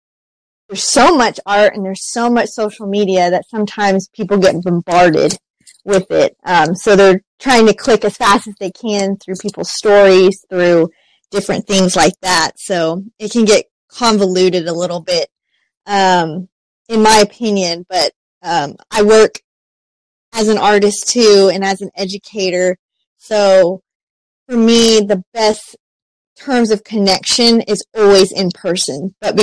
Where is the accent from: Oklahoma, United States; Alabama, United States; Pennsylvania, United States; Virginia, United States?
Oklahoma, United States; Shawnee; born there; I was born in Shawnee, Oklahoma, but we moved back there for a while